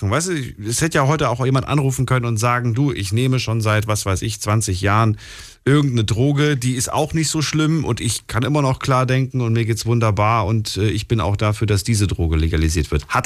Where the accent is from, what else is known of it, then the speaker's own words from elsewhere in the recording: Stuttgart, Baden-Württemberg, Germany; Äh, Stuttgart.